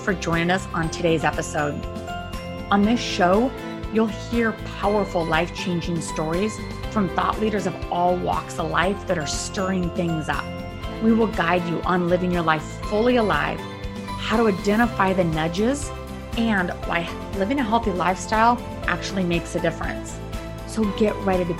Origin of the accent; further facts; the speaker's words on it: United States; I'm American